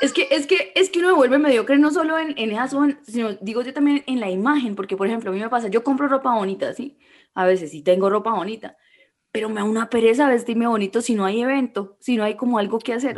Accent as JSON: {"language": "Spanish", "country": "Colombia", "said": "soy colombiana"}